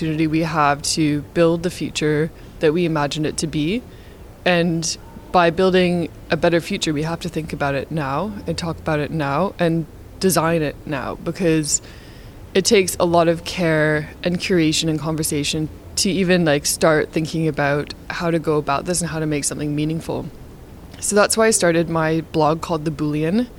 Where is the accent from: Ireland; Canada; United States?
Canada; so I'm Canadian. I grew up in Canada.